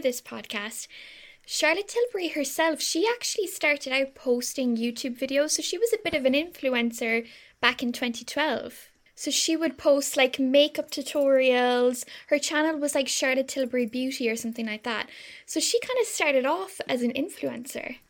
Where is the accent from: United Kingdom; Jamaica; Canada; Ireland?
Ireland; we're so Irish